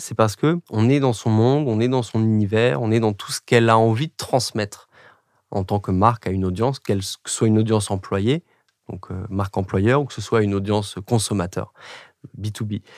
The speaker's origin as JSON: {"language": "French", "country": "France", "also_born_or_lived": "England", "first_language": "French", "moved": "as an adult", "said": "nous, les Français"}